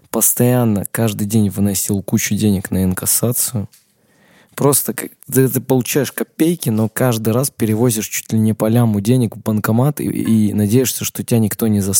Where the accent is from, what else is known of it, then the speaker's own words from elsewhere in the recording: Armenia; Я отказался выходить на парад 1 мая, сказал, мне там нечего делать абсолютно, я вообще армянин, зачем мне на парад 1 мая выходить?